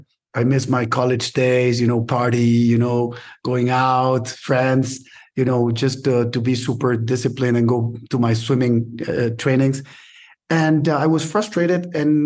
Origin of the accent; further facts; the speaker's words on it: Mexico City, Mexico; born there; but I was born in Mexico City.